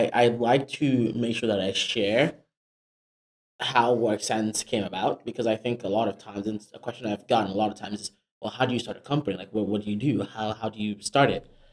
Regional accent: Nigeria; also born or lived in Africa; now in United States; I am a Nigerian immigrant

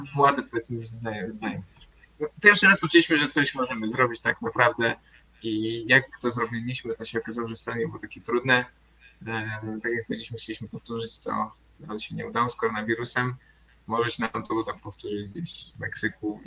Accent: Warsaw, Masovian Voivodeship, Poland; pochodzimy z Warszawy

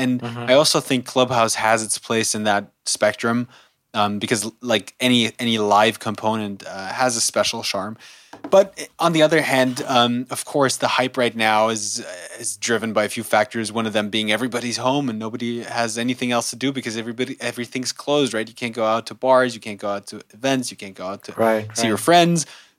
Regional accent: Germany; also born or lived in United States; No, I was fortunate enough to also grow up in the U.S. I was born here in Germany, but my parents moved to the U.S. when I was a kid, and I went to school there for a few years, then went back to Germany, spent most of my years in Germany.

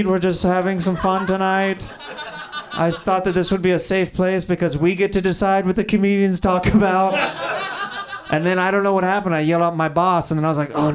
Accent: Kansas, United States; moved away; I'm from Kansas

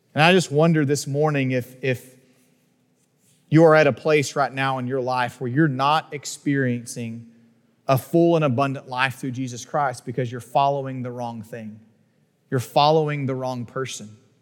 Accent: Northeast Texas, United States; growing up in Northeast Texas

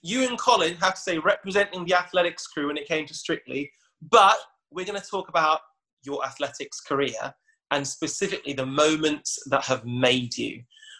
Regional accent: Wolverhampton, West Midlands, United Kingdom; I'm sat here in Wolverhampton, the same house I grew up in Wolverhampton, product of a single parent, my mum.

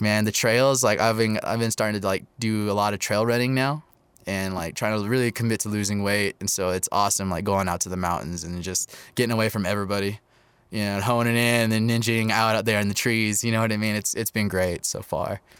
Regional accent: Topeka, Kansas, United States; moved away as an adult; now in Albuquerque, United States; I was raised in Topeka, Kansas, now living in Albuquerque in the 505

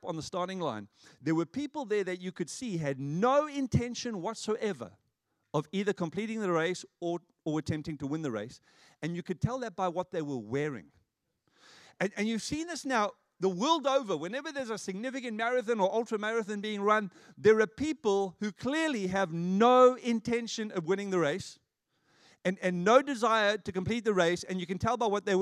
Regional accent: South Africa; moved away; I was growing up in South Africa

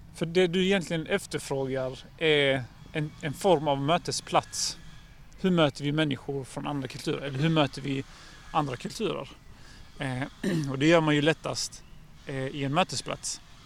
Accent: Helsingborg, Skåne, Sweden; jag som helsingborgare

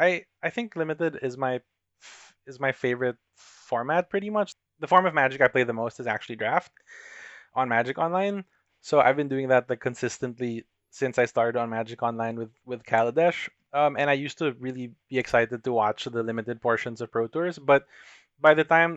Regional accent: Philippines; from the Philippines.

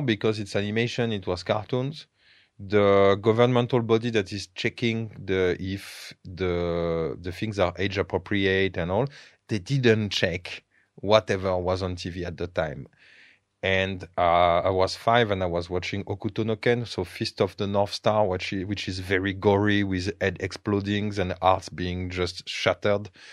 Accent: France; English is a second language; moved away as an adult; now in Bulgaria; growing up in France

